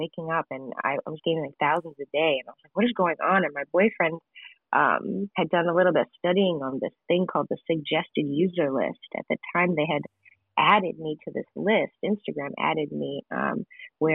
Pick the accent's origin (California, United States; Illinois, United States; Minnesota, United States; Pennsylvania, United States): Illinois, United States; Gurnee; I grew up in Gurnee, Illinois, which is the suburbs of Chicago.